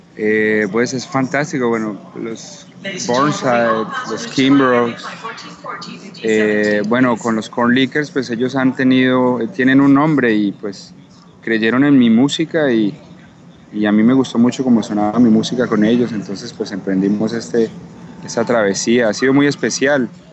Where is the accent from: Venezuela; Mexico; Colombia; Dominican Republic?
Colombia; Pereira, Risaralda; siendo un artista colombiano, latino, distinto